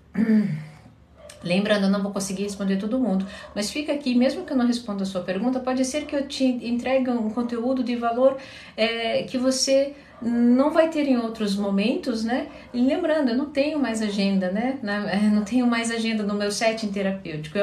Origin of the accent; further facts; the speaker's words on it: Curitiba, Paraná, Brazil; Eu sou de Curitiba